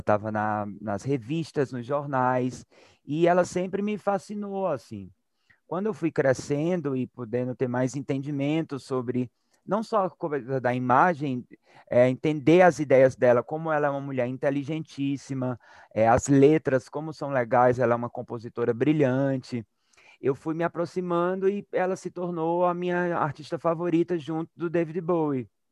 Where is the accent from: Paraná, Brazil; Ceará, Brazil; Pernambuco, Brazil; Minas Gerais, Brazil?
Ceará, Brazil; Crato; moved away; eu sou do Crato, que é sertão do Ceará, é uma cidade bem pequenininha lá no agreste cearense. E lá nos anos 80 e 90, quando eu era criança